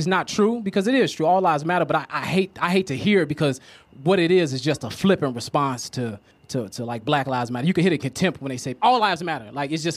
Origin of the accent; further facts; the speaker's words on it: Chicago, Illinois, United States; I'm from Chicago.